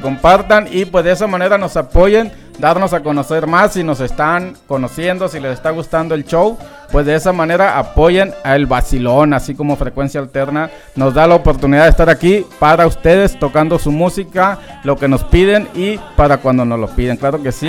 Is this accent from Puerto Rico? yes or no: no; Los Mochis, Sinaloa, Mexico; born or raised there